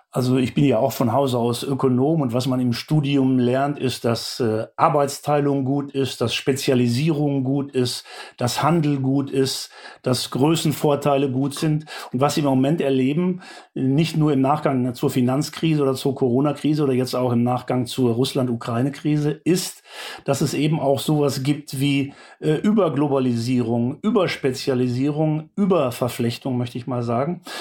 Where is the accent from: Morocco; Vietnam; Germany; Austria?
Germany; Wir äh, als Bundesbürgerinnen und Bundesbürger